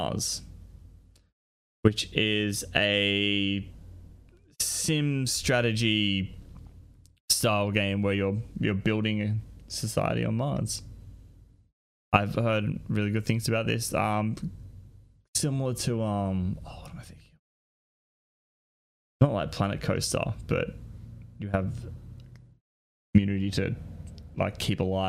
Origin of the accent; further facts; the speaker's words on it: Australia; I'm an Australian